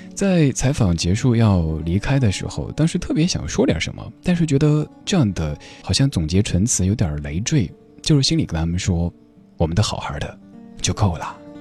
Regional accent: Chengdu, Sichuan, China; accent: Chengdu dialect; 用我的家乡话成都话讲，就是藏腰儿罐子

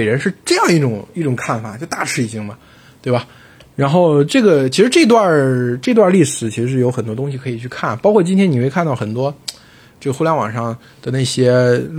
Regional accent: China; 我们中国人

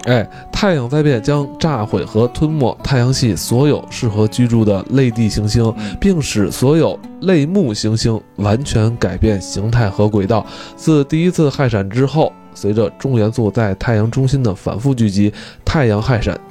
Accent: China; 我一个中国人

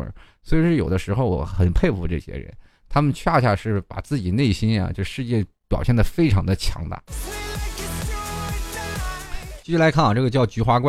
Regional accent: Xilinhot, Inner Mongolia, China; 这个我的城市很简单啊，你记住一下，我说的比较快，内蒙古锡林郭勒盟锡林浩特市啊。好了，我就只说一遍啊，你你能记住就记住了，是一个非常好的一个地方啊，就是内属于内蒙的中东部，离赤峰不远，

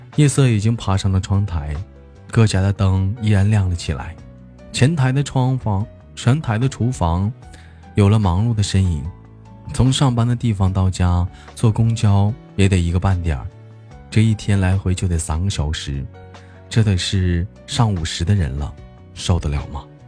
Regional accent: Changchun, Jilin, China; 是一个来自于祖国长春的一个小男孩

